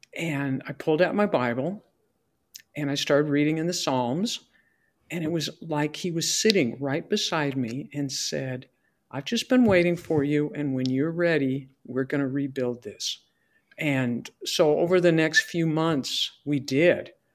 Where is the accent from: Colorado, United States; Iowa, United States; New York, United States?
Colorado, United States; Fort Morgan; Fort Morgan, my hometown